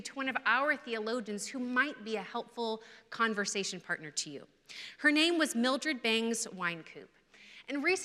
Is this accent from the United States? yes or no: yes; California, United States; moved away as an adult; now in Tennessee, United States; I'm a native Californian living in Tennessee